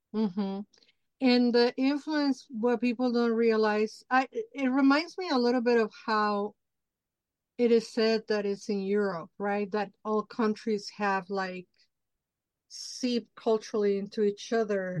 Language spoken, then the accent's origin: English; Mexico City, Mexico; moved away; I grew up in Mexico City, but it's like very influenced by United States and the culture.